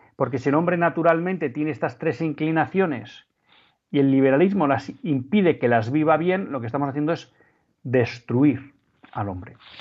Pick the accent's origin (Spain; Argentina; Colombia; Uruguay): Spain; nosotros como españoles, como católicos españoles